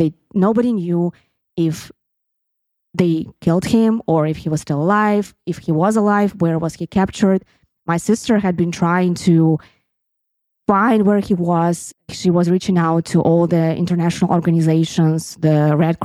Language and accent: English; Sevastopol, Crimea, Ukraine; first language Russian; English is a second language; moved away as an adult; also born or lived in Kyiv, Ukraine; when I grew up in Sevastopol and my mother tongue is Russian